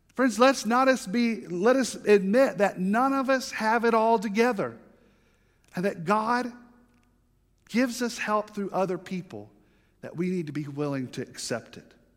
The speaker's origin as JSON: {"language": "English", "region": "the South", "country": "United States", "said": "I'm from the South, and I'm Baptist"}